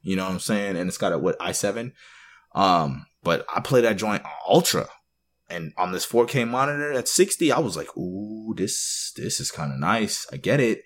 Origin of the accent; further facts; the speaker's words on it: Canada; also born or lived in Jamaica (ancestry); now in United States; I'm born in Canada, actually. I was born in Canada, but I now live in the U S